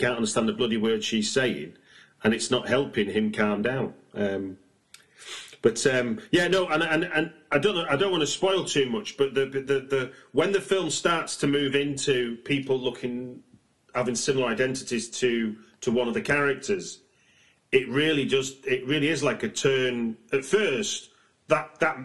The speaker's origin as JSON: {"language": "English", "country": "United Kingdom", "said": "I'm a British watcher"}